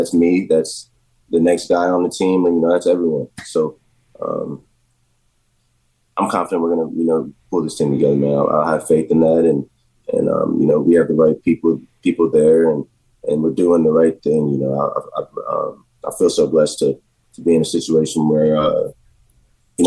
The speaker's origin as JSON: {"language": "English", "town": "Jacksonville", "country": "United States", "tie": "born or raised there", "moved": "yes", "said": "growing up in Jacksonville"}